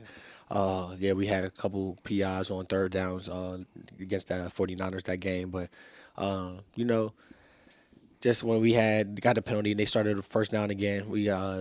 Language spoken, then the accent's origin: English; Pittsburgh, Pennsylvania, United States; staying home and playing for my hometown